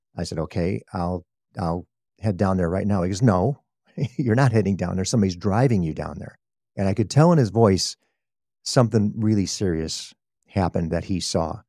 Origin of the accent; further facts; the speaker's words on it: Chicago, Illinois, United States; moved away as an adult; also born or lived in Texas; now in Sacramento, United States; I'm a Chicago native. I grew up in Chicago